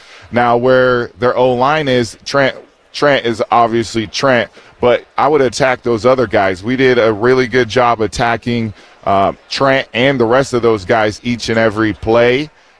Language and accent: English; Florida, United States; I claim that I'm from Florida, so Broward County, stand up.